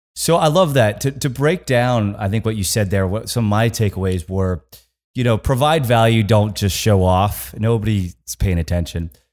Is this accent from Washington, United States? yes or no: no; Kansas, United States; I'm from Kansas.